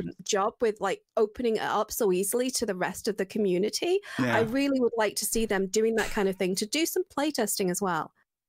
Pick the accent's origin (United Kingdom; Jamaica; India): United Kingdom; Yeah, I'm very British.